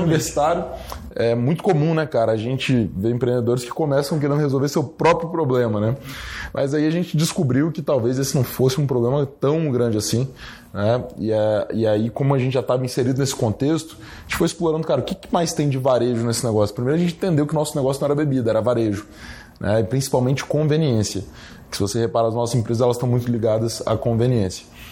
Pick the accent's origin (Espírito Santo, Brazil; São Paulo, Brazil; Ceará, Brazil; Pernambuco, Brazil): Espírito Santo, Brazil; Guarapari; Eu não sou de Vitória, sou de Guarapari